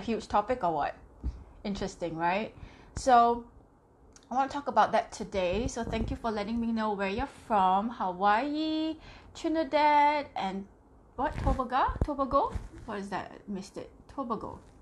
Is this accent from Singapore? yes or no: yes; Singapore; I am from Singapore